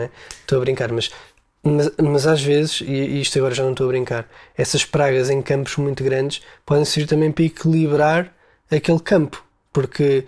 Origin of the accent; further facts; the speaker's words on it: Portugal; nós nascemos em Portugal.